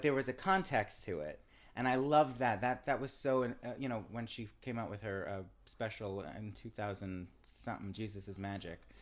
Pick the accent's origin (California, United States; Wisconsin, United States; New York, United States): New York, United States; from New York, where my father's from, and I'm a New Yorker, too.